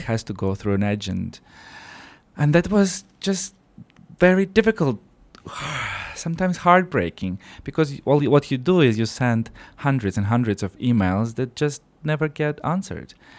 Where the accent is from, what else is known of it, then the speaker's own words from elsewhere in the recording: Siberia, Russia; moved away as an adult; now in Luxembourg; this is where I'm from. So I was born in Siberia, in Russia